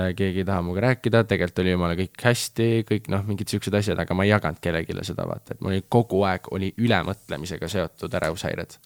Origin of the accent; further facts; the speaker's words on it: Estonia; ma olen ikka fucking Eestist nagu, ma olen Eestist